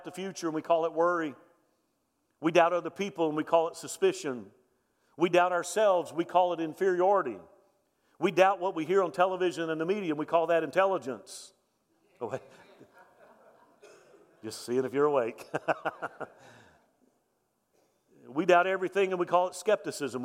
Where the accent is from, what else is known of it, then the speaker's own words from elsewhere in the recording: Mobile, Alabama, United States; also born or lived in central Louisiana; I grew up in Mobile, Alabama, so that's Hurricane Alley. I remember growing up with storms